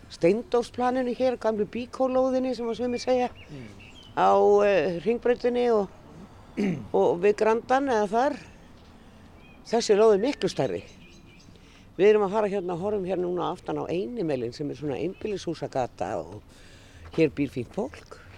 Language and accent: Icelandic; Reykjavík, Capital Region, Iceland; ég er nú uppalinn hérna upp á Hamel